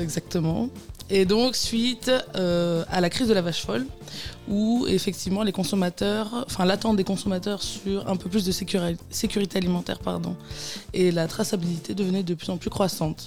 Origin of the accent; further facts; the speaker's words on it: France; moved away as an adult; also born or lived in Buenos Aires, Argentina; now in Belgium; je suis française